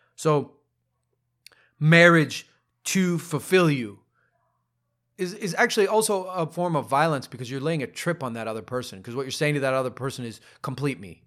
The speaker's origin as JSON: {"language": "English", "region": "Ohio", "country": "United States", "said": "I'm a dude from Ohio."}